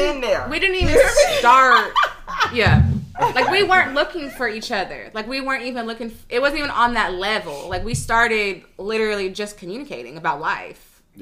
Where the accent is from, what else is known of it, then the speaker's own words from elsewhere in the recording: Conway, United States; we're both from Conway.